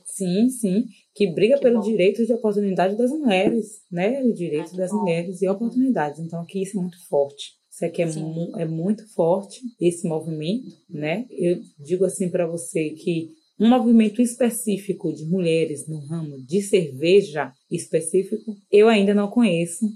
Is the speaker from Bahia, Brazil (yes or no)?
yes; Salvador, Bahia, Brazil; sou daqui de Salvador, da cidade de Salvador